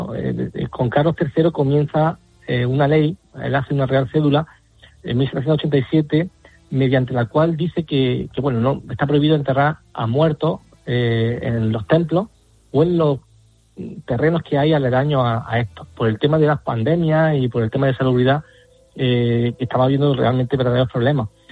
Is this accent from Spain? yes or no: yes; Alcaudete, Andalusia, Spain; mi tierra, el cementerio histórico de Alcaudete